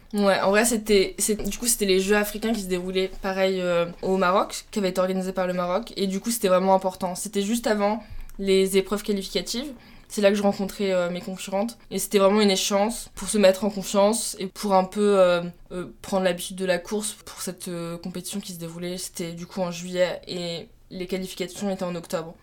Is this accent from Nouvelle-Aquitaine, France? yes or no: no; Troyes, Grand Est, France; moved away as an adult; now in Toulouse, France; je suis originaire de Troyes